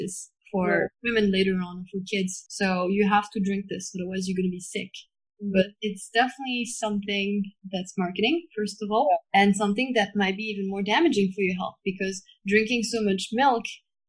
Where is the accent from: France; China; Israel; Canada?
France; I grew up in France